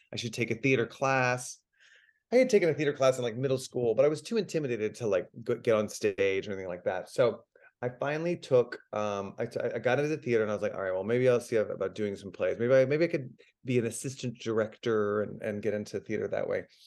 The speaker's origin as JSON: {"language": "English", "town": "Dallas", "region": "Texas", "country": "United States", "moved": "yes", "said": "I'm from Dallas"}